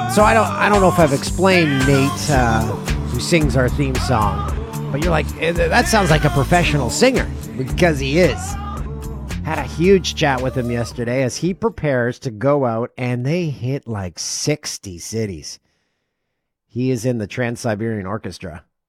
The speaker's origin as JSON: {"language": "English", "region": "Ontario", "country": "Canada", "tie": "born or raised there", "said": "It's an old, uh, chain of gas stations that used to operate in Ontario. I worked at one on a lonely stretch of highway in my hometown."}